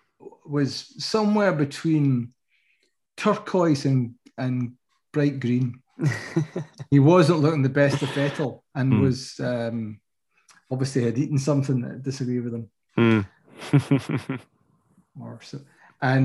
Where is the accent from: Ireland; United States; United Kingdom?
United Kingdom; Scotland; I'm from Scotland